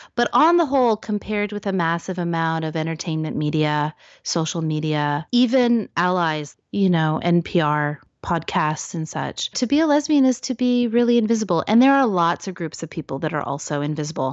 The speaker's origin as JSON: {"language": "English", "town": "Salem", "region": "Oregon", "country": "United States", "tie": "born or raised there", "said": "I grew up in Salem, Oregon"}